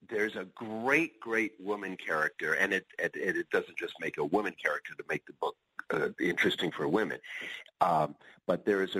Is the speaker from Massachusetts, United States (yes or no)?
no; upstate New York, United States; When I was 15 years old, I was one of the local DJs on a radio station in upstate New York.